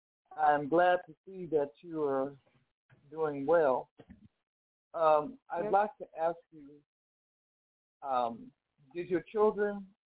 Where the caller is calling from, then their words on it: Los Angeles, California, United States; I'm calling from Los Angeles.